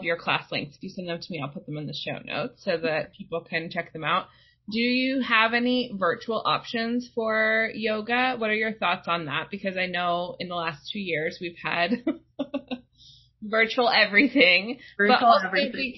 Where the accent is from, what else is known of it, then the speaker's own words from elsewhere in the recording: Kansas, United States; now in Washington, D.C., United States; I grew up in Kansas